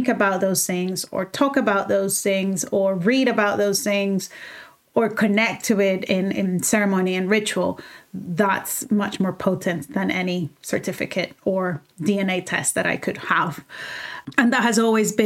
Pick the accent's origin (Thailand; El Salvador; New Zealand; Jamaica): El Salvador; moved away as an adult; now in London, United Kingdom; I grew up in El Salvador for 18 years and then I left